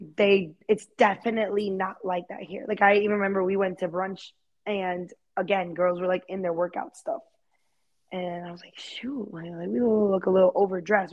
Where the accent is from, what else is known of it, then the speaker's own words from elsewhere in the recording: Fort Myers, Florida, United States; moved away as an adult; also born or lived in New York; now in Dallas, United States; my hometown, like in Fort Myers